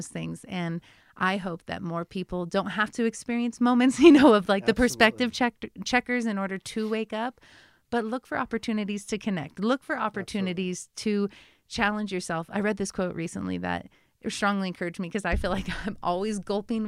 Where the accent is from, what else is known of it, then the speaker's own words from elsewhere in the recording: United States; As an American